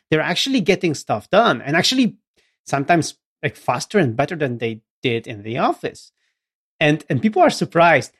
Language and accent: English; Gdynia, Pomeranian Voivodeship, Poland; English is a second language; for the local government in Gdynia, in my hometown